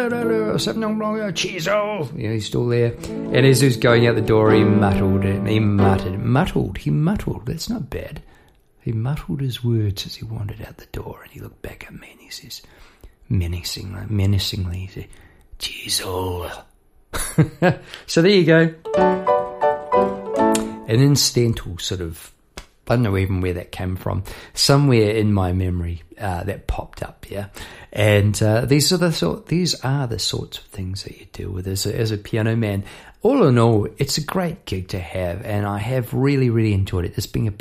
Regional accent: New Zealand; now in Australia; I'm from New Zealand

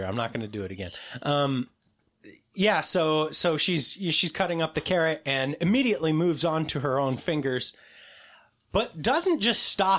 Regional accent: West Coast, United States; See, we're from the West Coast.

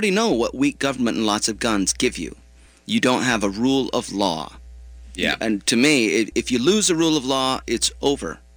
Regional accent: Yemen; I'm from Yemen.

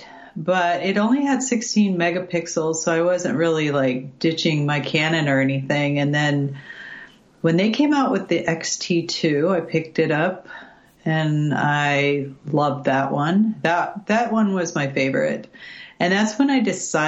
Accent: California, United States; also born or lived in Coos Bay, Oregon; now in Oregon, United States; I actually grew up in California

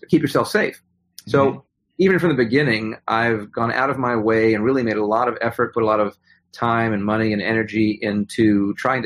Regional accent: New York, United States; I grew up in New York.

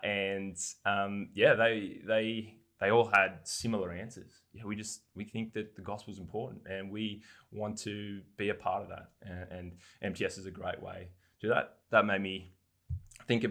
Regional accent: Darwin, Northern Territory, Australia; moved away as an adult; now in Newcastle, Australia; Yeah, I did my high school there.

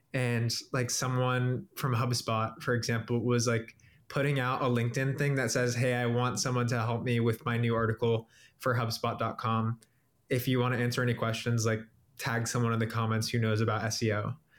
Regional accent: Cincinnati, Ohio, United States; I'm from Cincinnati, Ohio.

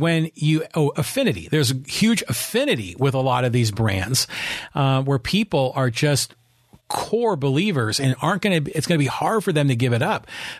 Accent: San Francisco Bay Area, California, United States; born there; But then I also remember back when I was a kid, I was born up in the San Francisco Bay Area

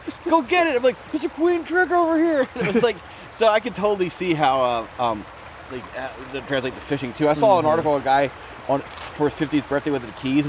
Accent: Midwest, United States; I grew up in the Midwest

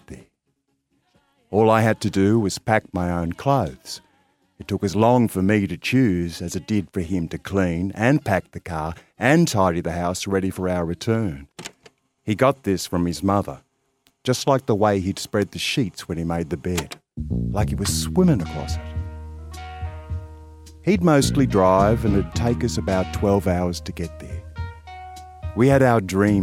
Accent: Albury, New South Wales, Australia; I'm from Albury on the Murray

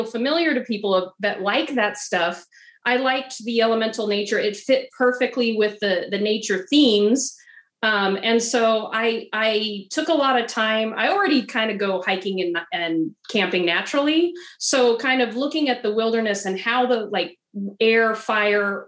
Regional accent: Idaho, United States; moved away as an adult; now in Oregon, United States; I live in Oregon. I'm a transplant, though. I'm originally from Idaho, and I lived in the semi-arid desert.

